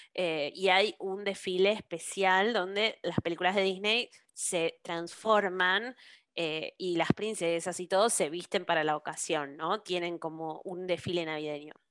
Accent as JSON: {"language": "Spanish", "region": "Buenos Aires", "country": "Argentina", "tie": "born or raised there", "said": "yo crecí en Buenos Aires"}